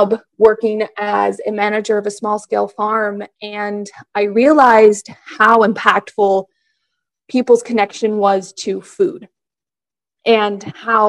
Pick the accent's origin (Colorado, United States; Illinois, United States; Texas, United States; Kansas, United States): Kansas, United States; moved away as an adult; now in Delaware, United States; I'm not from Delaware. I'm originally from Kansas